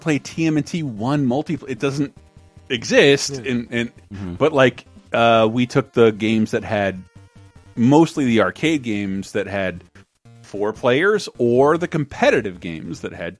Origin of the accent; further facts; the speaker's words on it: United States; I'm an American